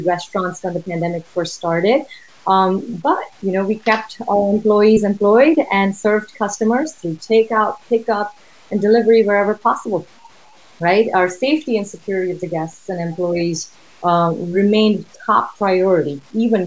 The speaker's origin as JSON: {"language": "English", "country": "Oman", "tie": "born or raised there", "also_born_or_lived": "India", "moved": "as an adult", "lives_now": "United States", "said": "Originally from India, I was born and raised in Oman in the Middle East"}